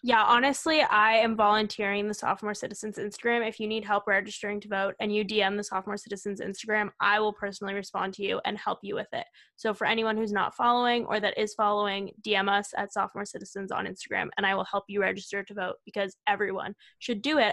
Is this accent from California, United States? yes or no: yes; California, United States; moved away as an adult; now in Madison, United States; we are both from California